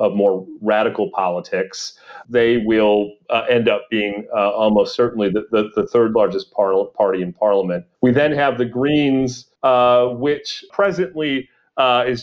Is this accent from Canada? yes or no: yes; Canada